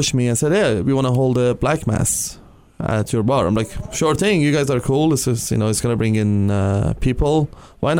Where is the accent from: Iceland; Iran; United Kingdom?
Iran; also born or lived in Europe; now in Canada; back home, I'm from Iran, so back home, I had no freedom